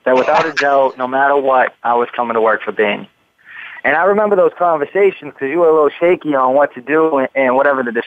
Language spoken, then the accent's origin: English; Massachusetts, United States; my home state